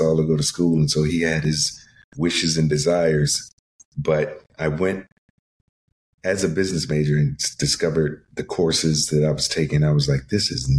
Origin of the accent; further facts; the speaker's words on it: Chesapeake, Virginia, United States; moved away; Chesapeake, Virginia. It's a city outside of Norfolk, Virginia Beach.